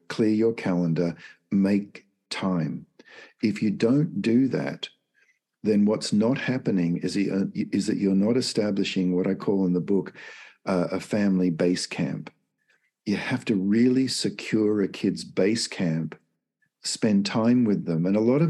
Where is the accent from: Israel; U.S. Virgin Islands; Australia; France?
Australia; moved away as an adult; now in United States; I'm from Australia, and it's my birth country. I've lived in the US now for 25 years